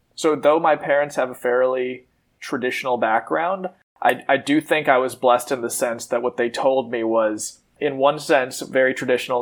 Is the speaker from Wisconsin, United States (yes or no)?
yes; Madison, Wisconsin, United States; I was born and raised in Madison